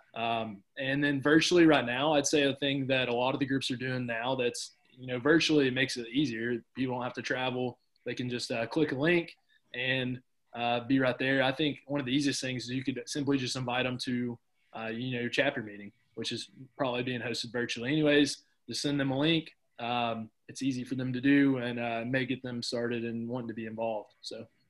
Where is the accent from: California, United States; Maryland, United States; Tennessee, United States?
Tennessee, United States; Cookeville; my college was in my hometown that I grew up